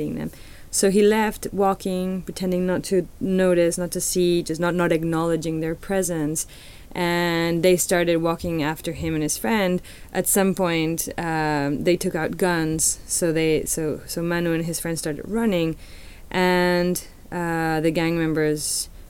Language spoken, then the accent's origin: English; Mexico City, Mexico; moved away; I'm a Chilanga, which means I'm from Mexico City